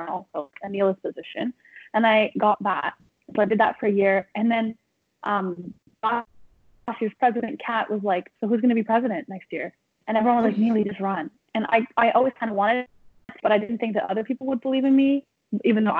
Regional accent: Toronto, Ontario, Canada; moved away as an adult; now in Vancouver, Canada; So I'm from Toronto, so I moved all the way across the country to go to UBC in Vancouver

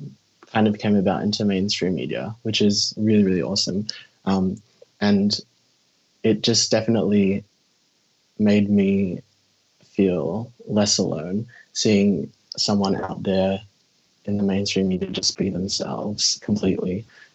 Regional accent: Philippines; even as like I'm Filipino.

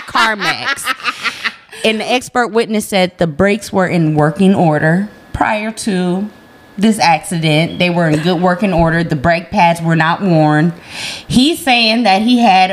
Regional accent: Midwest, United States; child growing up in the Midwest

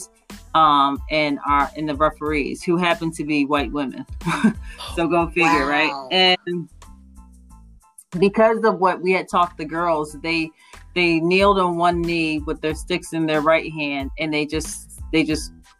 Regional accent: Radnor Township, Pennsylvania, United States; I grew up in Radnor Township

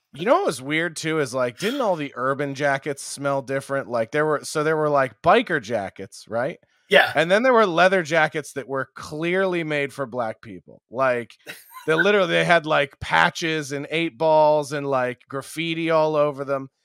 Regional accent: outside of Philadelphia, Pennsylvania, United States; I grew up outside of Philly

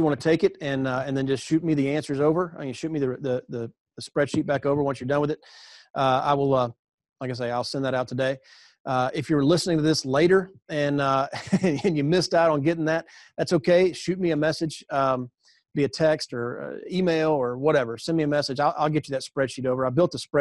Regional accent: the South, United States; I grew up in the South.

